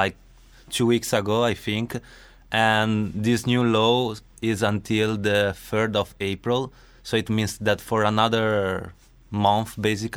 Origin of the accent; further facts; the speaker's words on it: Venice, Veneto, Italy; from Venice, Italy